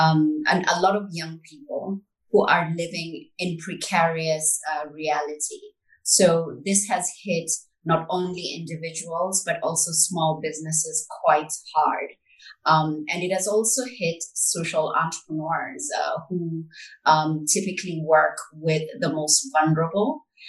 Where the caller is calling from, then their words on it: Nairobi, Kenya; I'm joining you from Nairobi